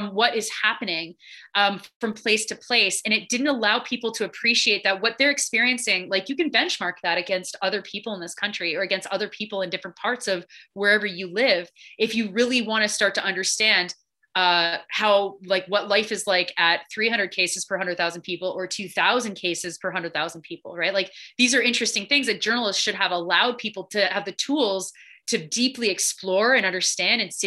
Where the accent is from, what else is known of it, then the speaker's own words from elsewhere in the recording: Georgetown, Ontario, Canada; moved away; also born or lived in Quebec City; I'm from Georgetown, Ontario